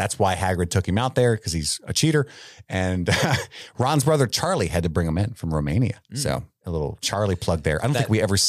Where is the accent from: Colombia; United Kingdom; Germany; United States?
United Kingdom; England; I'm English. I love tea.